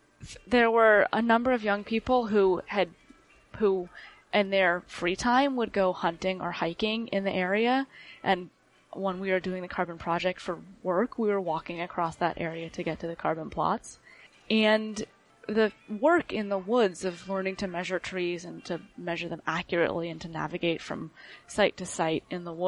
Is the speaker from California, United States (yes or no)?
yes; Oakland, California, United States; grew up in Oakland, California, in a very urban environment